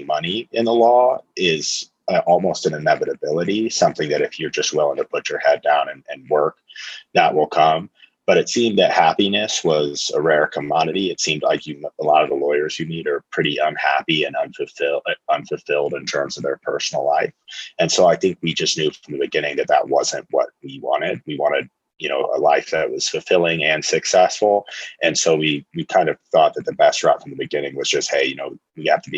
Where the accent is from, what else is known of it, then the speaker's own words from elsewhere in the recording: Lincoln, Nebraska, United States; moved away; I'm from Lincoln, Nebraska originally